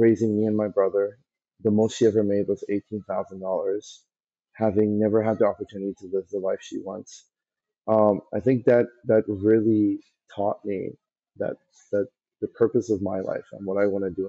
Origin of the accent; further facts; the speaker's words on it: Kentucky, United States; moved away as an adult; also born or lived in Iran; growing up in Kentucky, and really love going back there now. It really does feel like home